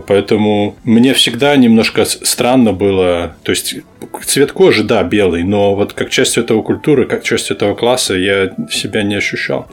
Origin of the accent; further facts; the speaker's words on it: Belarus; moved away as an adult; now in United States; Я родился, вырос в Беларуси, и я переехал, приехал в Америку, когда мне было восемнадцать лет